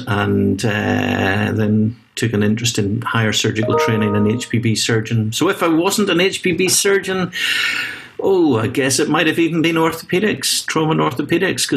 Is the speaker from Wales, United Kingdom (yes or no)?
no; Belfast, Northern Ireland, United Kingdom; moved away as an adult; now in Edinburgh, United Kingdom; Still have a lot of family and friends in Belfast and Northern Ireland